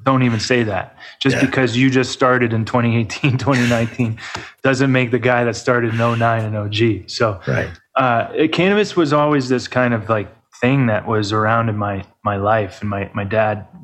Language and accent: English; New Hampshire, United States; moved away as an adult; also born or lived in Vermont; now in Lake Tahoe, United States; born and raised in New Hampshire